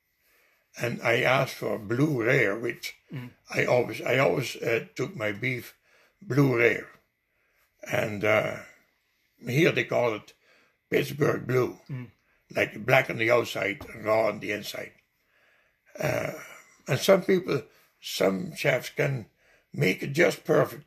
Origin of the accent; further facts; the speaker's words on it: Netherlands; English is a second language; moved away as an adult; also born or lived in Winnipeg, Canada / Ontario, Canada; now in Canada; Only 20 clicks away from my hometown